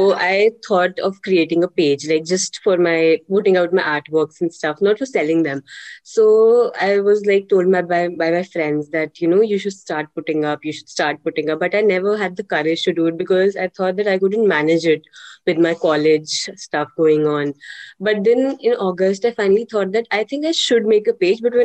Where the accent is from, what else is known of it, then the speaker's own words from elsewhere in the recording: Jammu, Jammu and Kashmir, India; I am from Jammu, and I'm currently pursuing BCom professional from Christ University